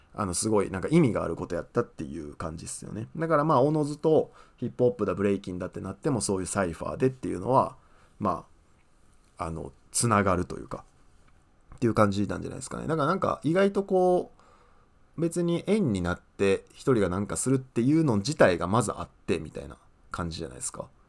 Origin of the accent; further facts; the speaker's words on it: Osaka, Japan; 僕あの大阪の旭 区っていうとこ出身なんですけど